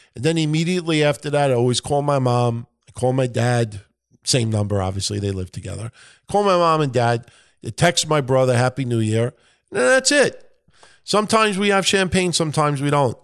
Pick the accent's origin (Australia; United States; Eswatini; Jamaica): United States; New York; accent: New York; my New York accent